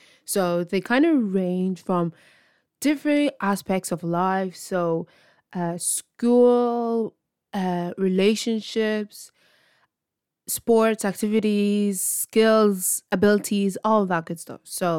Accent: Ireland; I'm from Ireland, and this is my podcast.

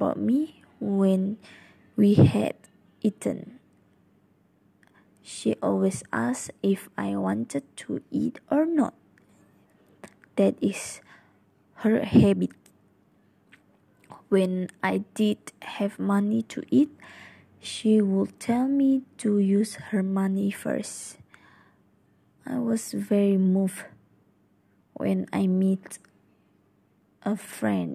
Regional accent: Sarawak, Malaysia; I'm from Sarawak

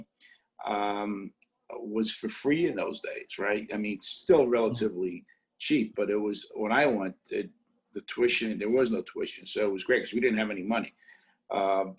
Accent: Italy; also born or lived in Brooklyn, New York; now in New York City, United States; I'm also an immigrant. You know, I was born in Italy

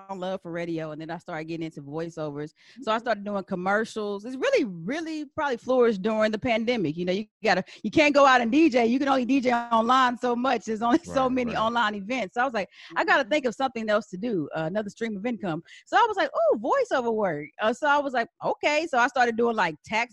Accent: San Antonio, Texas, United States; moved away as an adult; also born or lived in Washington, D.C.; now in Atlanta, United States; I'm from San Antonio, specifically Texas.

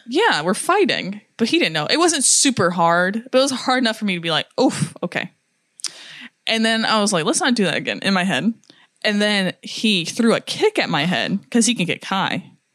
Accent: United States; I'm American

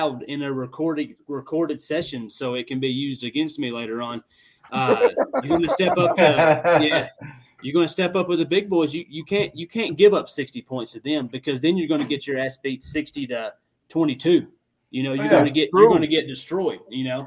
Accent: Tennessee, United States; I'm from Tennessee

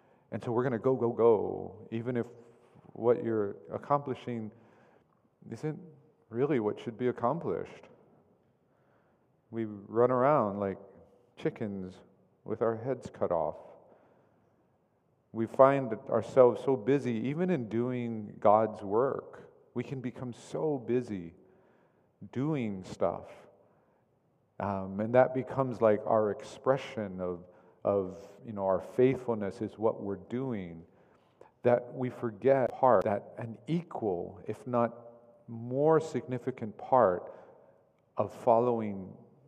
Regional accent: Oklahoma, United States; I grew up in Oklahoma

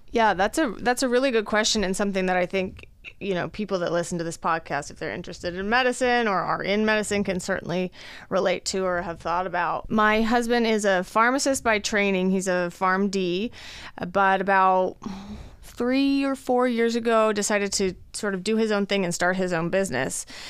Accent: Fort Collins, Colorado, United States; moved away as an adult; also born or lived in Los Angeles, California / Boston, Massachusetts; now in Omaha, United States; I am originally from Colorado, born and raised in Fort Collins, Colorado.

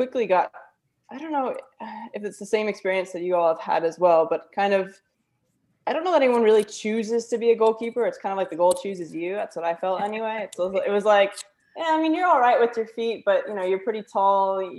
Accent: Florida, United States; also born or lived in Minnesota; now in Australia; I was born in Minnesota, very quickly moved to Florida when I was about five. So pretty much I'm Floridian, I guess.

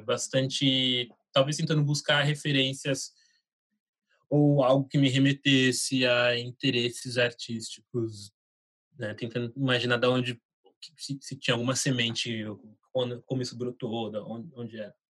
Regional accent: Taboão da Serra, São Paulo, Brazil; Eu nasci em São Paulo, cresci em Taboão da Serra, que é onde meus pais vivem até hoje

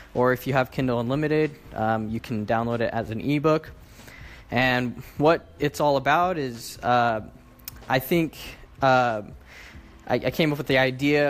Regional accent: Sacramento, California, United States; I am from Sacramento, California

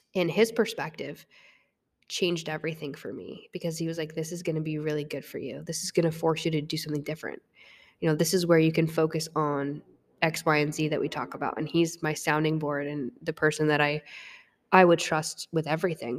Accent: Vermont, United States; moved away as an adult; also born or lived in North Carolina; I was from Vermont, and I walked on to a Division One institution in North Carolina

